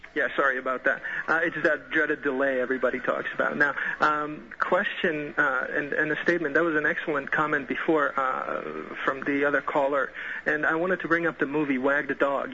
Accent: Banja Luka, Republika Srpska, Bosnia & Herzegovina; moved away; I'm from Bosnia and uh, literally from uh, second largest city in that in that state or you know the country

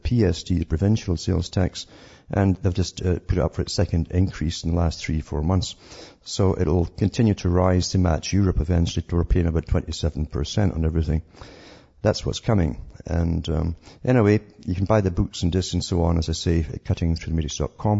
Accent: Scotland, United Kingdom; I'm from Scotland

